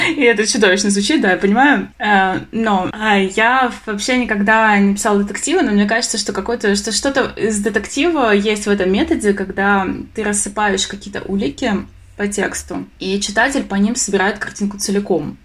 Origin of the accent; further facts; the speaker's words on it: Krasnodar, Krasnodar Krai, Russia; я вообще сама из Краснодара